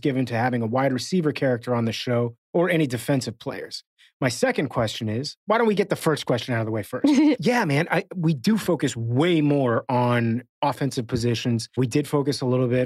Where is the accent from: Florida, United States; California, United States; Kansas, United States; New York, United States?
Florida, United States; Miami; moved away; I grew up in Miami